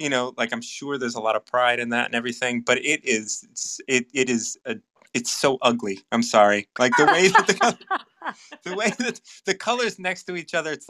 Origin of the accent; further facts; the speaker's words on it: United States; I'm from the States